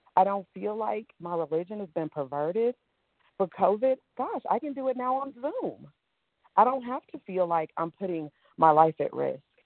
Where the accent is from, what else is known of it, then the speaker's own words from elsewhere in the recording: New York City, New York, United States; I grew up in Brooklyn, New York.